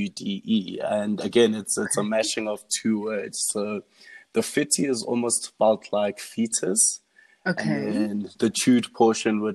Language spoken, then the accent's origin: English; Johannesburg, Gauteng, South Africa; also born or lived in Diepkloof / Midrand; Our family's been from Joburg entire life. I was born in Diepkloof, in Barra.